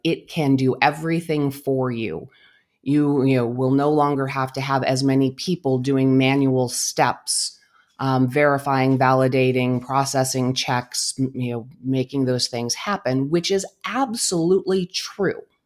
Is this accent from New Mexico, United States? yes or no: yes; Albuquerque, New Mexico, United States; also born or lived in Phoenix Valley, Arizona; now in Phoenix, United States; I am originally from Albuquerque, New Mexico